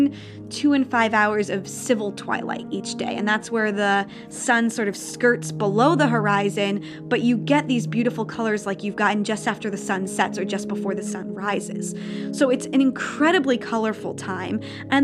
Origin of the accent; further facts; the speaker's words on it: New Jersey, United States; moved away as an adult; also born or lived in Tromsø; growing up in New Jersey